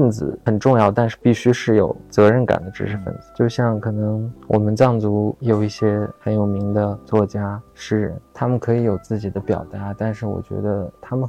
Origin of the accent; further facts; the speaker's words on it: Xining, Qinghai, China; 那时候西宁的街头真的是这样的，你可能放了学就有人堵在门口，就说要干架。我小时候在上小学的时候